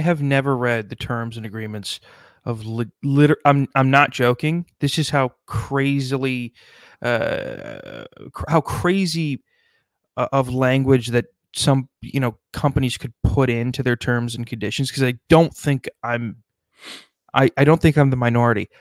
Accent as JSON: {"language": "English", "region": "South Dakota", "country": "United States", "tie": "born or raised there", "said": "my home state of South Dakota"}